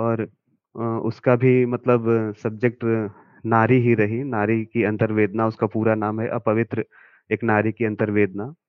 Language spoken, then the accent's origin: Hindi; Karamnasa, Bihar, India; मैं कैमूर ज़िले से हूँ कैमूर ज़िले में एक प्रखंड है दुर्गावती वहीं पे करमनासा नामक एक जगह है